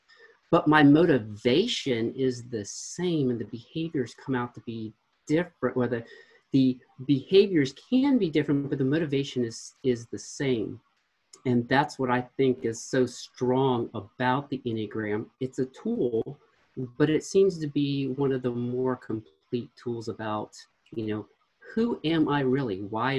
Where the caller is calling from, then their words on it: Knoxville, Tennessee, United States; I am calling from Knoxville, Tennessee.